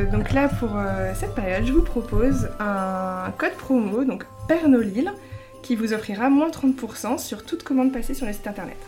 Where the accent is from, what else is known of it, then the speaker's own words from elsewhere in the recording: Lille, Hauts-de-France, France; une créatrice lilloise